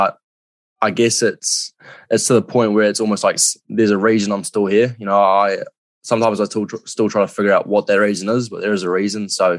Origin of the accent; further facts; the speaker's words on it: New Zealand; I think over in NZ, it's, especially as a male, it's really, you know, you've got to be a bloke from the get-go.